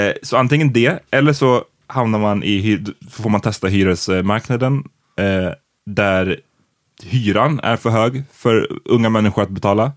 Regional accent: Stockholm, Stockholm County, Sweden; jag bodde hemma tills jag var 25. Mm. Eh, för att jag är från Stockholm

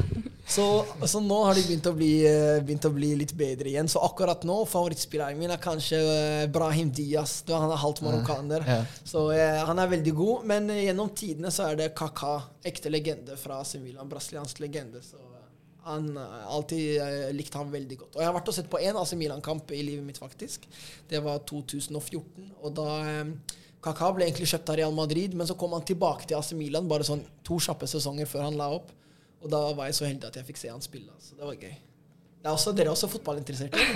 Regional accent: Oslo, Norway; det er jo her jeg har vokst opp

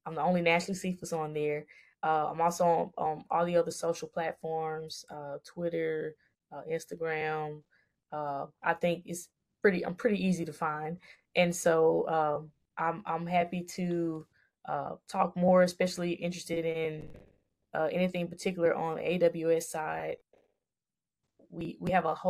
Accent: Jackson, Mississippi, United States; moved away; I actually have a nonprofit back in my hometown of Jackson, Mississippi

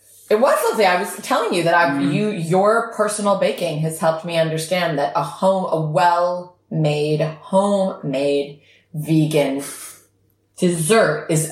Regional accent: Chicago, Illinois, United States; I grew up in the suburbs of Chicago.

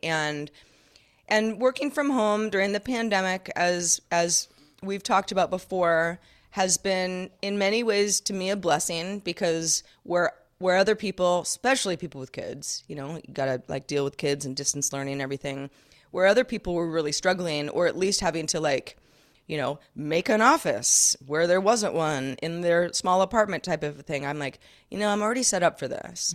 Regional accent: Sonoma County, California, United States; moved away as an adult; also born or lived in Los Angeles, California; Growing up in Sonoma County, California, where I live now

